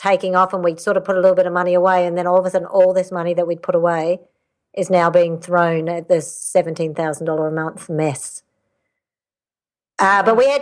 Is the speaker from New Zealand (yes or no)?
yes; New Zealand; moved away as an adult; also born or lived in Canada; I'm Canadian born, but my parents migrated to New Zealand when I was 8